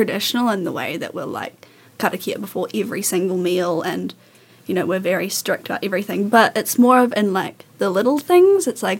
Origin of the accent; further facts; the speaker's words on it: Nelson, New Zealand; I'm part Māori, part Pākehā, and I've lived in Nelson, Tasman forever, pretty much.